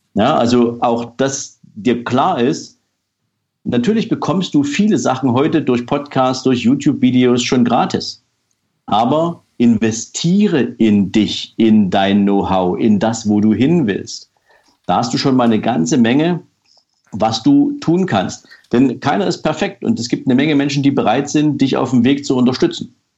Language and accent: German; East Germany, Germany; ich bin zum Beispiel in der DDR aufgewachsen